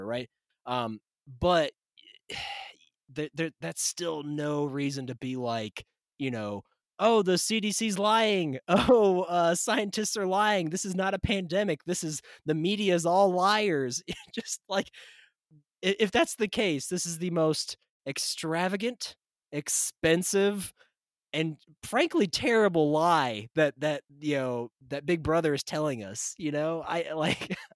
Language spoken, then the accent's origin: English; Tennessee, United States; I love my home state